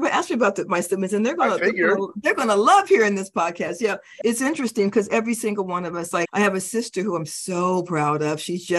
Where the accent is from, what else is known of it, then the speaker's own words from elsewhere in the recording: Denver, Colorado, United States; also born or lived in Stuttgart, Germany; I was born in Stuttgart, Germany, but we lived quite a few places before we finally settled in Denver, Colorado.